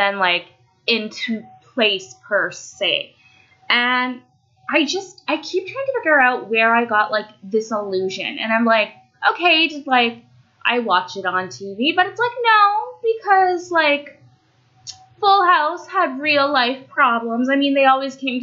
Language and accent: English; Canada; also born or lived in Romania; I'm Canadian. And I do realize, like, I am so very fortunate to be in Canada